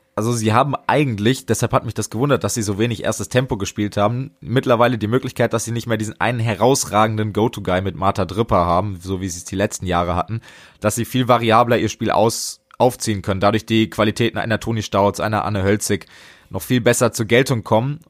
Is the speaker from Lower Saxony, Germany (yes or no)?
no; Hesse, Germany; als Hesse, ich bin ja gerade auch im Frankfurter und Wiesbadener Raum unterwegs